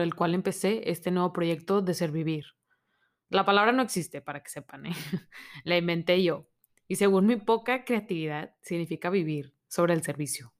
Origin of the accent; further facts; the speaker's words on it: Monterrey, Nuevo León, Mexico; soy de Monterrey, México